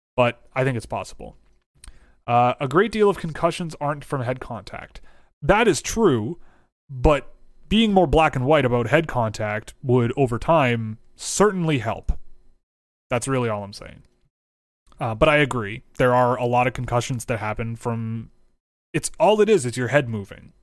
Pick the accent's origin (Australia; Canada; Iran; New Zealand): Canada; I'm from Canada